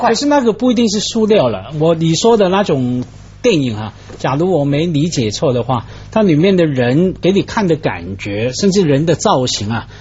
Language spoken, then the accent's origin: Chinese; Hong Kong; moved away as an adult; also born or lived in Taiwan / Chicago, United States; 我们在香港长大